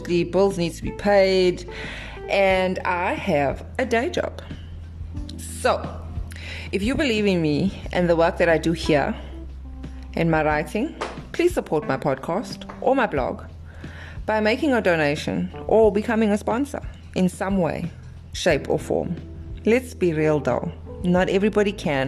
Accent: Durban, KwaZulu-Natal, South Africa; I am from South Africa, Durban, South Africa

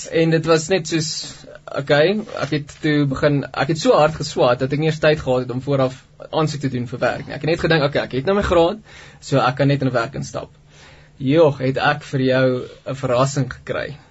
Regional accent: Pretoria, Gauteng, South Africa; ek het groot geword in Pretoria in 'n normale Christelike huisgesin

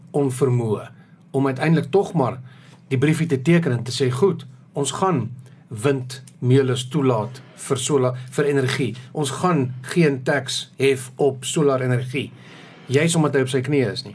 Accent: South Africa

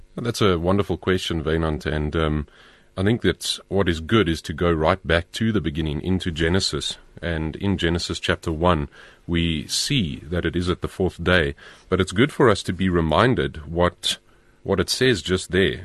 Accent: Pretoria, Gauteng, South Africa; I grew up in Pretoria

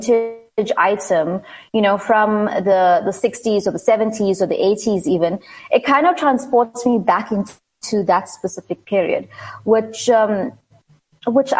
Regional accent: Durban, KwaZulu-Natal, South Africa; now in Johannesburg, South Africa; I'm originally from Durban, and I'm working in Johannesburg as a market research analyst.

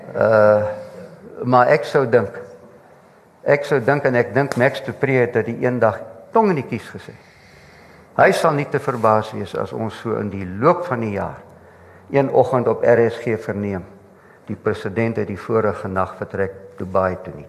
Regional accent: Mpumalanga, South Africa; ek kom van Mpumalanga af

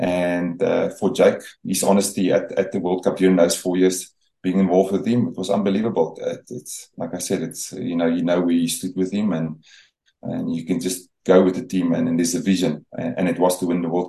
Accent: South Africa; they sort of adopted you, South African team, and everything was branded in that area for us being South African.

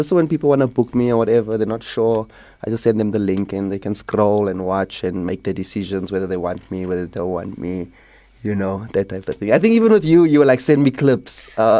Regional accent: East London, Eastern Cape, South Africa; now in Johannesburg, South Africa; I've obviously been in Johannesburg doing comedy for a couple of years now. I'm from the Eastern Cape originally, East London to be specific.

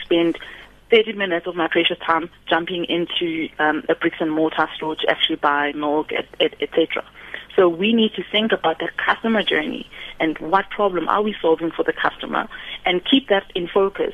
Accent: South Africa

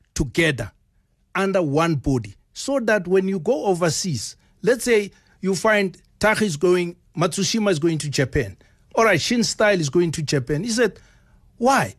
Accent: South Africa; I'm coming from South Africa

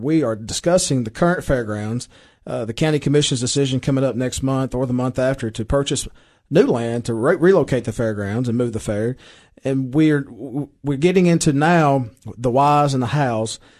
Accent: Baxter, Tennessee, United States; I am from Baxter. I'm proud, proud citizen of Baxter.

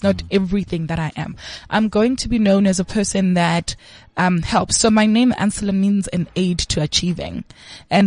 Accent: Bulawayo, Zimbabwe; I was born in Zim. Mm-hmm. So I was in Zim in Kwabulawayo, Kontutu Ziyathunqa. And I was in primary school at that time

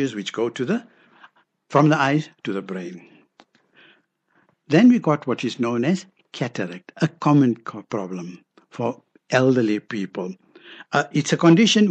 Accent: Johannesburg, Gauteng, South Africa; We grew up in Denver, Vitas

